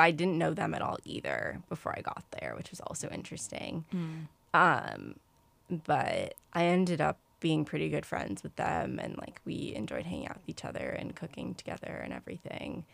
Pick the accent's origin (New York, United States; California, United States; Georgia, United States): New York, United States; I'm from New York, so I'm from a city